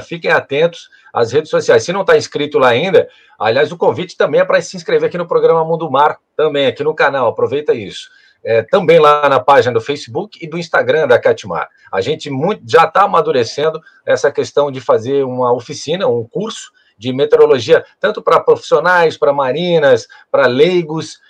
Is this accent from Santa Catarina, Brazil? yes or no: yes; Rio do Sul, Santa Catarina, Brazil; now in Florianópolis, Brazil; a gente vem do interior, lá de Rio do Sul